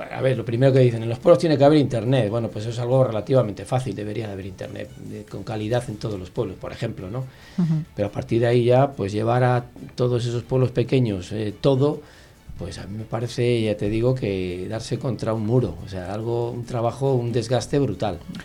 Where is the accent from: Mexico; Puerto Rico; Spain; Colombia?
Spain; Palencia, Castile and León